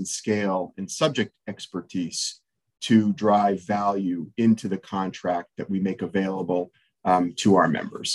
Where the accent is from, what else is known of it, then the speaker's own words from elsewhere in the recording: just outside of Toronto, Ontario, Canada; moved away as an adult; now in Nashville, United States; I spent the first years of my career in Canada, where I grew up just outside of Toronto